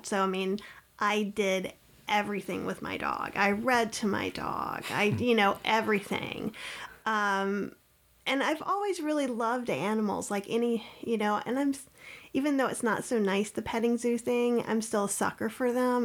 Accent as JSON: {"language": "English", "town": "Winston-Salem", "region": "North Carolina", "country": "United States", "tie": "born or raised there", "said": "I grew up in Winston-Salem, North Carolina"}